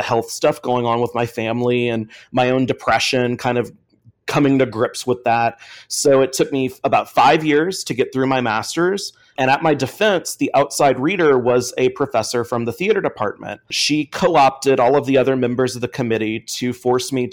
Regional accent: Sherrington, Louisiana, United States; I'm from Sherrington, Louisiana, which is right next to the Gulf of Mexico

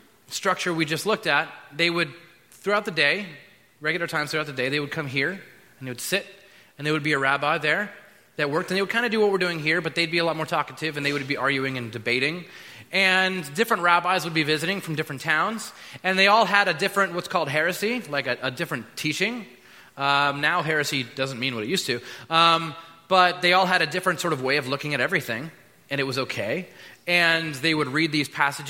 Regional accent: United States; we're American

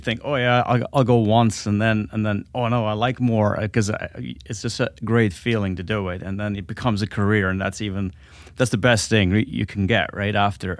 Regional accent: Alps, Switzerland; Yeah, I grew up in Switzerland in the Alps. And that's where all my flying really started.

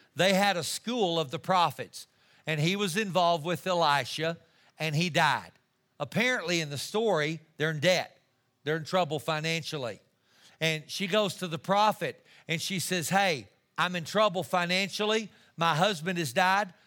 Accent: Amarillo, Texas, United States; I'm just a kid from Amarillo, Texas.

